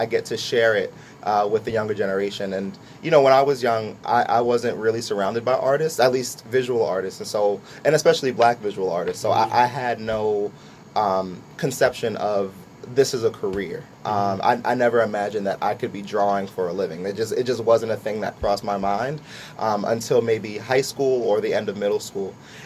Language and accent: English; Lawrenceville, United States; I grew up in Lawrenceville for most of my life